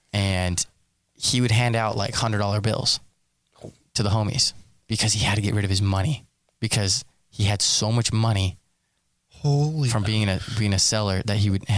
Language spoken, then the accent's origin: English; El Paso, Texas, United States; moved away; so I grew up in El Paso, Texas.